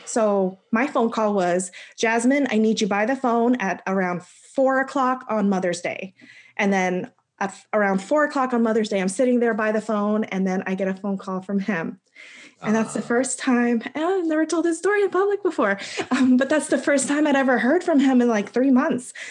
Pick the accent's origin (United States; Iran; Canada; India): United States; the DC area, Maryland; moved away as an adult; also born or lived in North Carolina; I'm originally from Maryland, the DC area